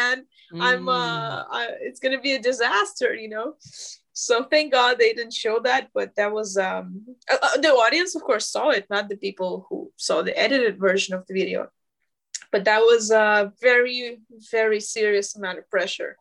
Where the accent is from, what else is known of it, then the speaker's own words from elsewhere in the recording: Moscow, Russia; now in Los Angeles, United States; I'm from Russia